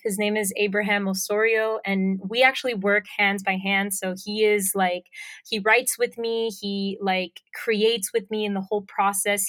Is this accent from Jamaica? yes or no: no; Puerto Rico; accent: Puerto Rican; moved away as an adult; also born or lived in Miami, Florida; now in Florida, United States; lived in Puerto Rico most of my life, um, so I have a very strong Puerto Rican accent.